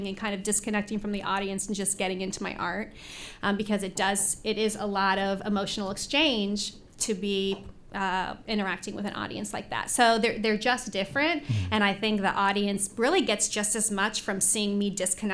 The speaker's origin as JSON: {"language": "English", "town": "Indianapolis", "region": "Indiana", "country": "United States", "tie": "born or raised there", "also_born_or_lived": "Bloomington", "said": "I was born at St. Vincent's Hospital on the north side. And I grew up on the Spring Mill Road area"}